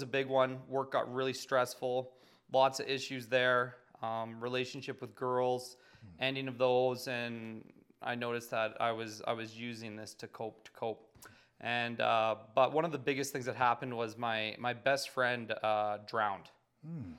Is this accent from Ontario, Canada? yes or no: no; Calgary, Alberta, Canada; I'm born and raised in Calgary